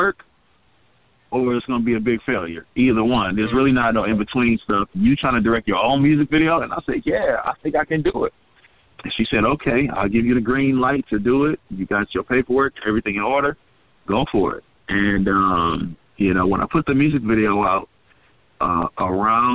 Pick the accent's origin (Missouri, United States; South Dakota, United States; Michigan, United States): Michigan, United States; Pontiac; we are from Pontiac, Michigan, but not too far from Detroit